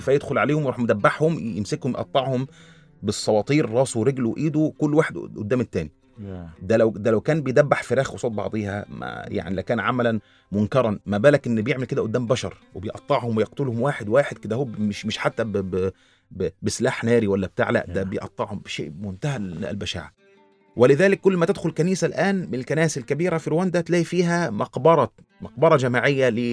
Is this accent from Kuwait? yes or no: no; Egypt; عندنا في مصر في مسلمين واقباط